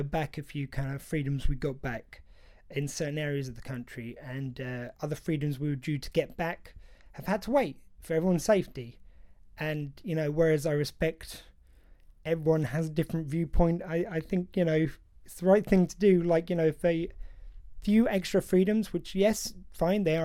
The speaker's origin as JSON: {"language": "English", "country": "United Kingdom", "said": "I feel very much as a British man"}